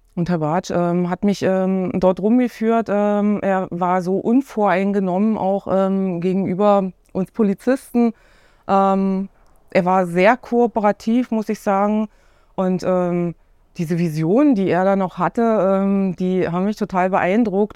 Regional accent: Cottbus, Brandenburg, Germany; moved away as an adult; also born or lived in Oranienburg / Bernau; ich bin gebürtige Cottbusserin

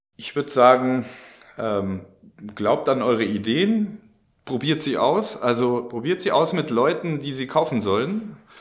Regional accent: Germany; wir Deutschen

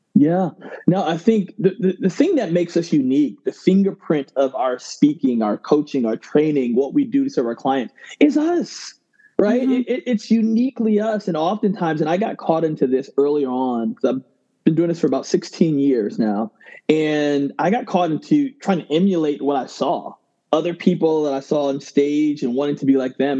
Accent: Ghana; I'm originally from Ghana

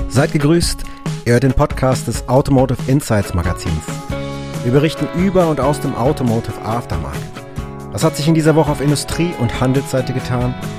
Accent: Cologne, North Rhine-Westphalia, Germany; Ich selber als äh, ja, Kölner Journalist

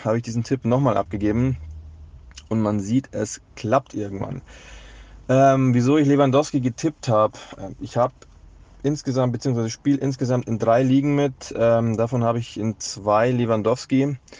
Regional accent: Munich, Bavaria, Germany; als natürlich äh, gebürtiger Münchner ist man hier FC Bayern München-Fan

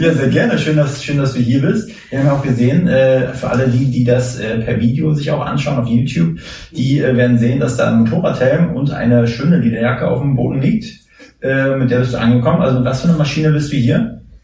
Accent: Mecklenburg-Vorpommern, Germany; Erik und ich aus MacPom sind, da ist das Ohr mal sehr empfindlich dafür

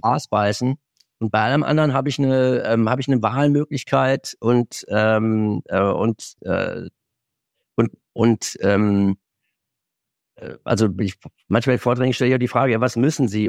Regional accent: Moselle, Germany; moved away; in meiner alten Heimat an der Mosel

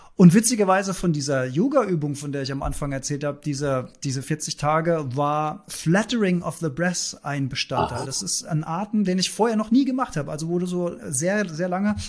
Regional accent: Germany; bei uns in Deutschland

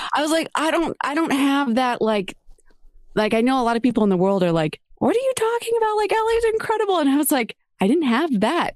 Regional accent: San Diego, California, United States; now in Los Angeles, United States; growing up in San Diego

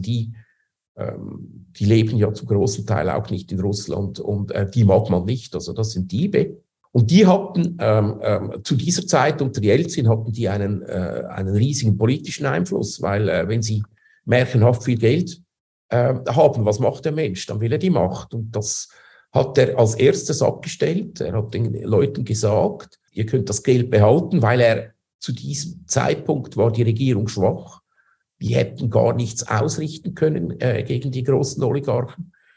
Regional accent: Switzerland; moved away as an adult; also born or lived in Zurich; now in Moscow, Russia; Ich bin ja Schweizer, das heißt, äh, wir behaupten ja, wir seien das demokratischste Land auf der Welt

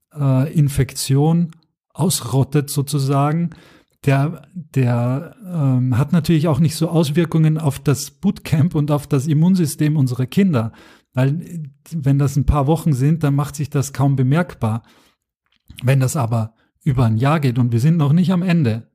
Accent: Austria; das kann ich auch als Österreicher sagen

